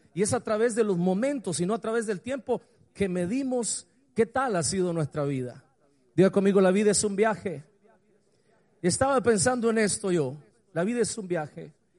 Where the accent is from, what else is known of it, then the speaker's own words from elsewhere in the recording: Montelimar, Managua, Nicaragua; also born or lived in San Rafael del Sur, Nicaragua / Honduras; de toda mi infancia. Y comencé a pensar allá en Montelimar